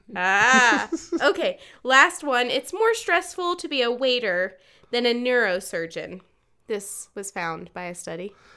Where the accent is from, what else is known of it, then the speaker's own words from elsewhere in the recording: eastern North Carolina, United States; moved away; I grew up in the East. Yeah. Grew up in North Carolina